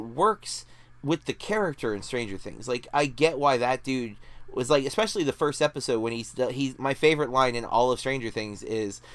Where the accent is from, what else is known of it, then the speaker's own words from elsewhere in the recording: United States; as an American